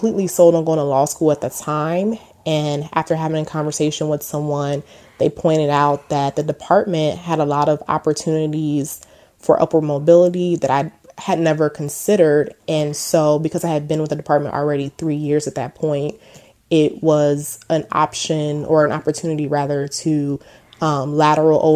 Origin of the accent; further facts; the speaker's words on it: Texas, United States; moved away as an adult; also born or lived in Houston, Texas / Washington, D.C. area; I'm originally from Texas. I grew up in a small town about 2.5 hours outside of Houston. We later moved to Houston, where I lived and graduated from high school from